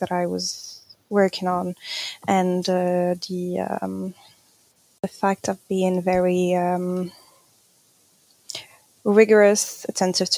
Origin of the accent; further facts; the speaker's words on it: Morocco; moved away as an adult; now in Paris, France; I was born in Morocco, and that's where I grew up.